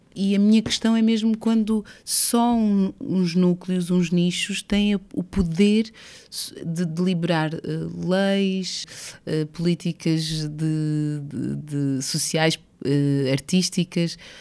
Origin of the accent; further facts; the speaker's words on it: Portugal; moved away as an adult; also born or lived in Brazil; Ter nascido em Portugal, eh, e crescido em Portugal